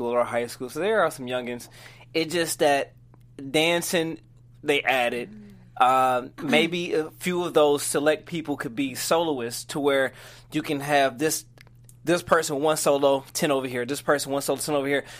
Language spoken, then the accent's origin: English; Detroit, Michigan, United States; I'm from Detroit